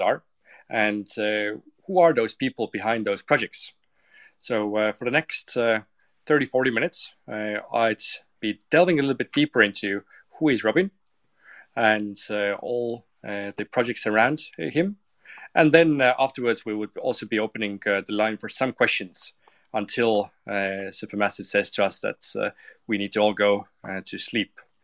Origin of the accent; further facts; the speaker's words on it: Estonia; I come from Estonia